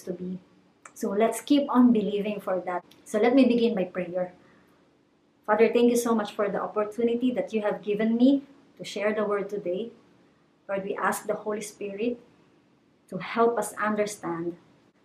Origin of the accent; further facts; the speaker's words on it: Calabarzon, Philippines; moved away as an adult; now in Cambodia; Ako po ay tubong Cavite, and I was born and I grew up in Cavite.